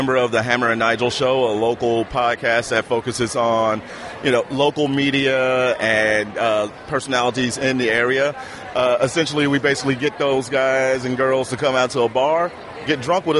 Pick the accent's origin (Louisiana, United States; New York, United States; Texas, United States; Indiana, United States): Indiana, United States; Indianapolis; I'm from Indianapolis.